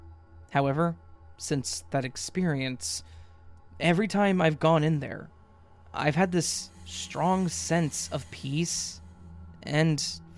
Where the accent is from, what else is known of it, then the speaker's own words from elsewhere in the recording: Denmark; English is a second language; I'm from Denmark, so my grammar isn't going to be perfect, but I'll try my best.